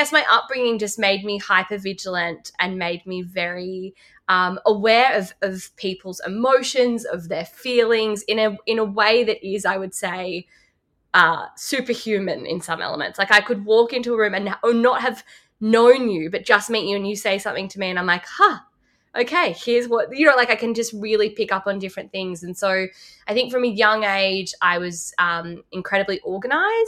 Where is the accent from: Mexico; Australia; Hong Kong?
Australia; Lismore, New South Wales; now in Sydney, Australia; I grew up in Lismore